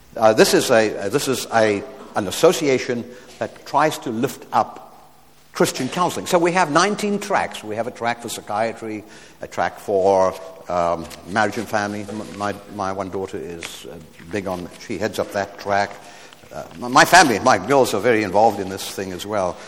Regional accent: South Africa; We're from South Africa

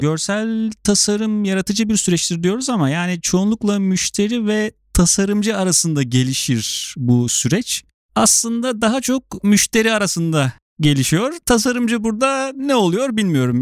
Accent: Sivas Province, Turkey; ben de Sivaslıyım.

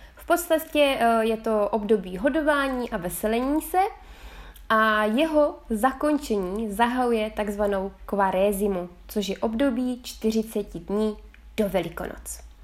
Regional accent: Czechia; now in Figline Valdarno, Italy

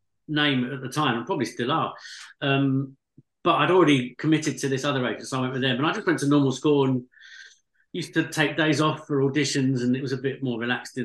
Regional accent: Basildon, East of England, United Kingdom; my hometown in Basildon in Essex.

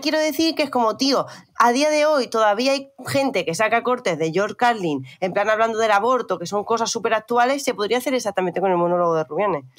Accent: Spain; also born or lived in Murcia / Catalonia; yo que soy murciana y catalana

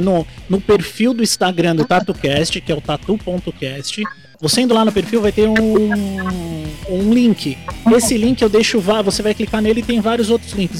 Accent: Brazil; sou do Brasil

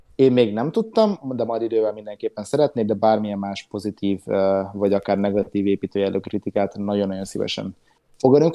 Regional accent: Hungary; a magyarok vagyunk

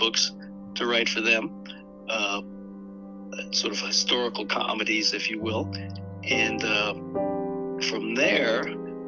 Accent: New York City, New York, United States; also born or lived in Albany, New York; I'm from Park Chester in the Bronx

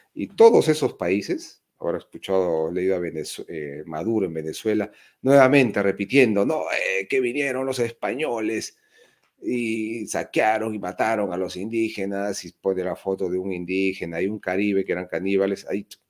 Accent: Peru

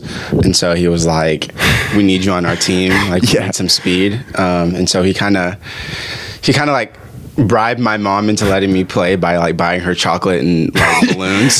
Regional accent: Ghana; now in United States; I was born in Ghana, Africa

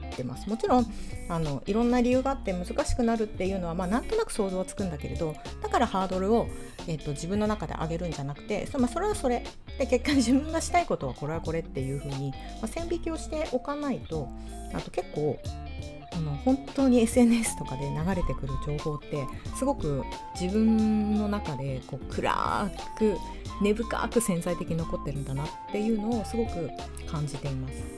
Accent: Hokkaido, Japan; moved away; 私の地元、あの北海道

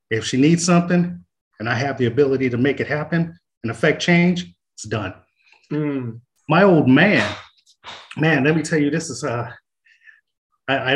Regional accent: Marshall, Texas, United States; born there; I was born in Marshall, Texas. My old man um, was in the Marine Corps. Uh, my mother uh, is from the Philippines. So uh, when they met in the Philippines uh, made me. And so I was born uh, at Marshall.

